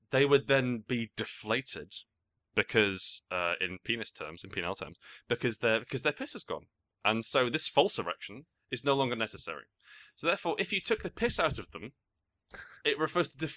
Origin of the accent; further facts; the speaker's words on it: England, United Kingdom; I think that would uh, that seems to me as an Englishman to be a fine etymology.